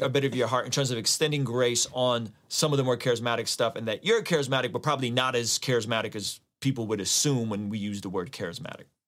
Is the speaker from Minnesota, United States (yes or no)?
no; San Diego, California, United States; also born or lived in Azerbaijan; now in Vista, United States; I grew up in San Diego